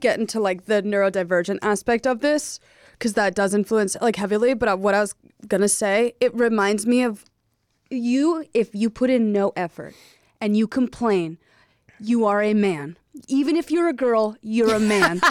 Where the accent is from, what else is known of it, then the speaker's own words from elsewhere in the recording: South Carolina, United States; I was raised in South Carolina